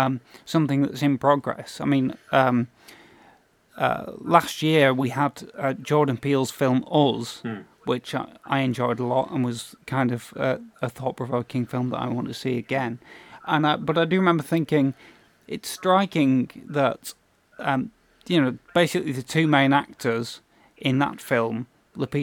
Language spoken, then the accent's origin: English; United Kingdom; We're obviously British.